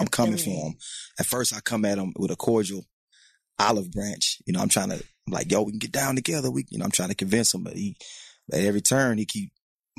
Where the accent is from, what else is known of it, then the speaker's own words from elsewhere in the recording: Houston, Texas, United States; I'm from Houston, born and raised.